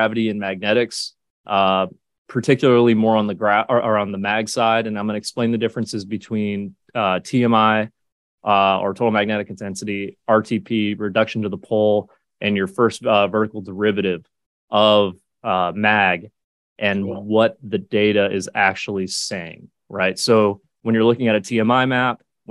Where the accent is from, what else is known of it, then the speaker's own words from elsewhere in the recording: California, United States; moved away as an adult; now in Townsville, Australia; being born and raised in California